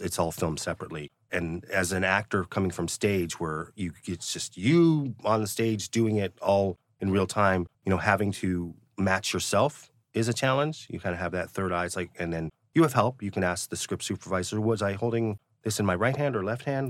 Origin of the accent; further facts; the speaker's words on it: Cleveland, Ohio, United States; moved away as an adult; now in Los Angeles, United States; I tell people I'm from Cleveland, Ohio. That's where I was based when I went to college at Northwestern University